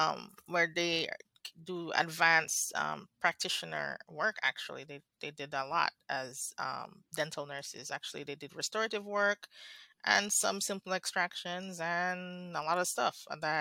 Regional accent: Saint Andrew, Jamaica; moved away as an adult; I am Jamaican. I was born in Kingston and St. Andrew. Actually, I'm from St. Andrew. And I grew up mostly in Jamaica.

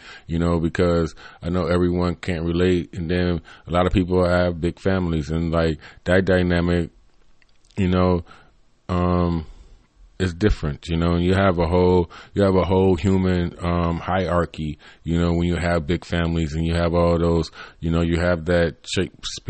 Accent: United States; growing up in America

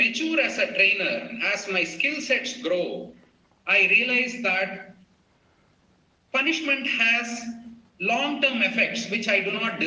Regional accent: Chennai, Tamil Nadu, India; moved away as an adult; born and brought up in Chennai.

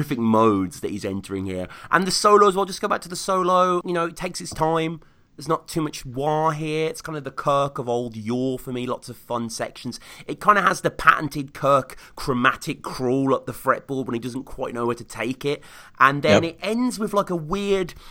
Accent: Birmingham, West Midlands, United Kingdom; my hometown live for the first time, March 25th, 2009, Birmingham, England

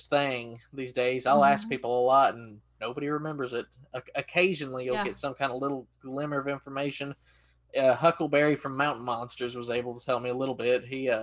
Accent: East Tennessee, United States; my hometown in East Tennessee.

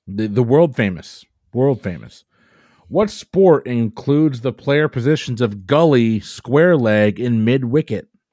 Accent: Safety Harbor, Florida, United States; they're right in my hometown. They're, like, five miles from my house down in Safety Harbor, Florida.

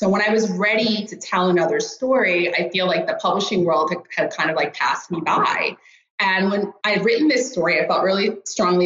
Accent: Rockland County, New York, United States; moved away as an adult; also born or lived in Greenwich, Connecticut; now in Stockholm, Sweden; I grew up in Rockland County, New York, and I'm actually a first generation American.

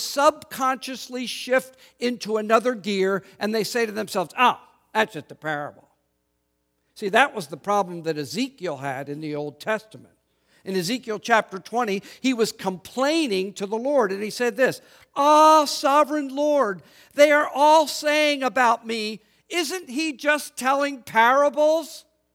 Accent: Philadelphia, Pennsylvania, United States; It would be as if I told you I was in the city I grew up in Northeast United States, the city of Philadelphia, Pennsylvania, what we lovingly called the city of brotherly shove.

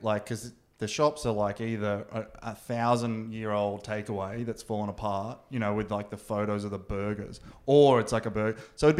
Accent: Australia; there was a fish and chip shop where I grew up in Newey.

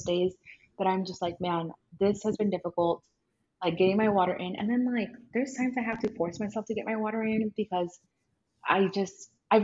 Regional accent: small town in Texas, United States; my hometown's kind of small

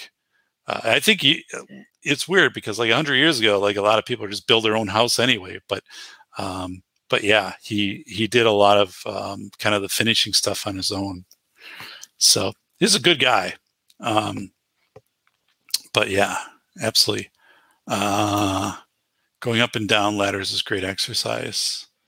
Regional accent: Wisconsin, United States; So Cappy is a good friend of mine, right? You know, we're both from Wisconsin

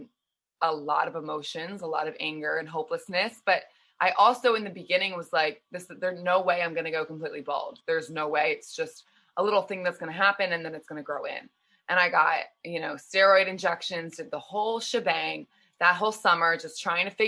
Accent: outside Philadelphia, Pennsylvania, United States; I grew up outside Philly, Pennsylvania

